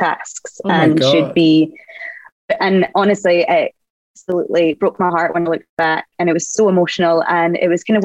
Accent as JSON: {"language": "English", "region": "Scotland", "country": "United Kingdom", "said": "being Scottish"}